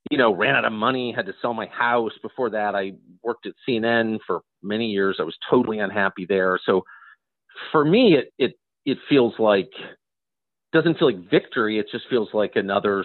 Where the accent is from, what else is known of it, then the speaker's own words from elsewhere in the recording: La Jolla, California, United States; moved away; also born or lived in Georgetown; I grew up in La Jolla, California, in an affluent family, and then moved to Georgetown